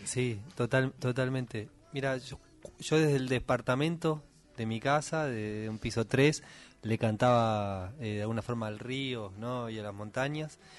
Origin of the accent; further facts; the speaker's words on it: Buenos Aires, Argentina; moved away as an adult; also born or lived in Córdoba hills; now in Córdoba, Argentina; yo soy porteño, así, nací y viví en Buenos Aires toda la vida, por más que ahora vivo en otro lado.